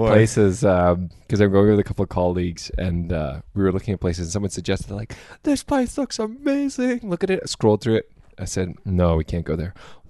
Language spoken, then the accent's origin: English; Canada; Get told off by a bunch of French people for being Canadian.